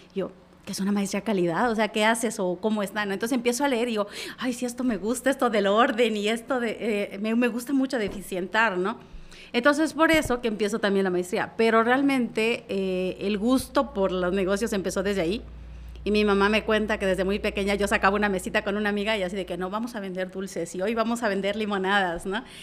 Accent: La Trinitaria, Chiapas, Mexico; yo soy originaria de Trinitaria

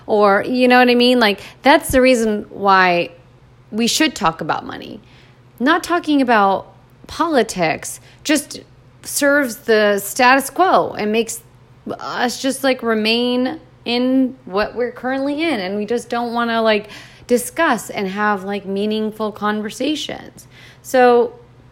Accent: United States; I was born in America

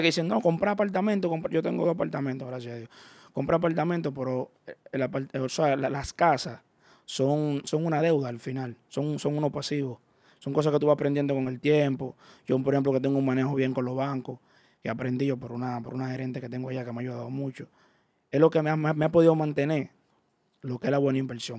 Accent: Dominican Republic; soy dominicano, sino que yo vengo de abajo

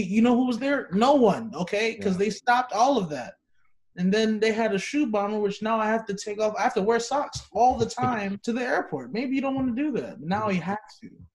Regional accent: New York City, New York, United States; moved away; I'm from Brooklyn, New York

